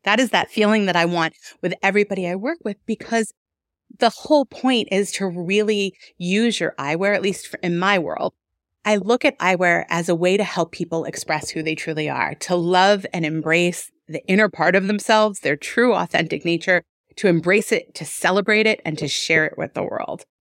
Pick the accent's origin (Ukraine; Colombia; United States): United States; New York; moved away as an adult; also born or lived in Denver; now in Detroit, United States; I'm originally from New York. I was born and raised out there